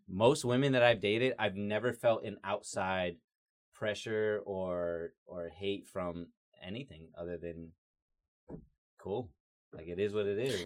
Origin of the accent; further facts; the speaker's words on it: Georgia, United States; I'm also a white guy that's been born and raised in Georgia